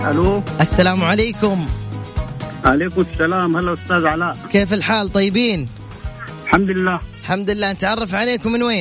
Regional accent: Kassala, Sudan; now in Jeddah, Saudi Arabia; انا من شرق السودان اسم المدينه شنو؟ كسله

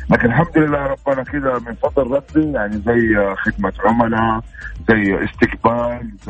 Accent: Mecca, Makkah Province, Saudi Arabia; now in Jeddah, Saudi Arabia; من السعوديه من مكه والان انا متواجد في جده

